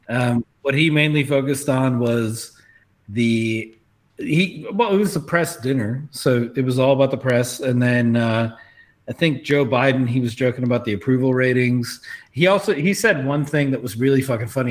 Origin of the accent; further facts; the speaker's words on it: South Africa; as a South African